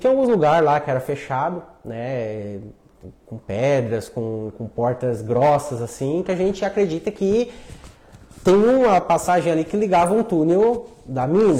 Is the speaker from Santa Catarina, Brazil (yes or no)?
yes; Lauro Müller, Santa Catarina, Brazil; Nasci em Lauro Miller. Sou natural dali.